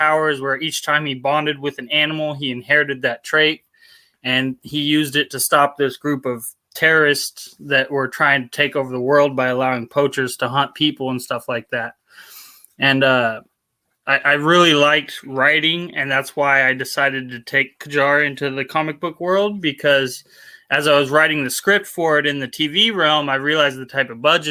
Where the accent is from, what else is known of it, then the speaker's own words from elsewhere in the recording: Portland, Oregon, United States; From Portland, Oregon. Kind of born and raised here.